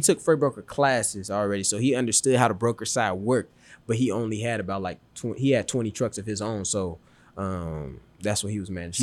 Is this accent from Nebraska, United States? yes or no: no; Chicago, Illinois, United States; I'm from Chicago, um, and then, so I stayed in Chicago for a little bit of my life, and I also moved to the suburbs of Chicago as well, too.